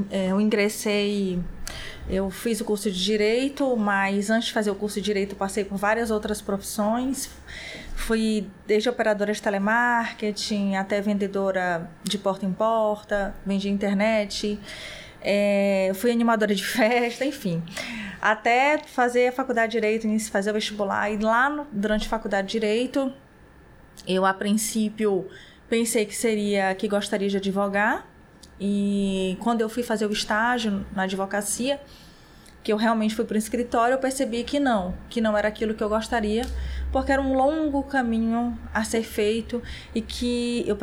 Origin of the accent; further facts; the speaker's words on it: São Luís, Maranhão, Brazil; born there; E eu nasci em São Luís do Maranhão, mas a família toda é de lá, é de Fortaleza.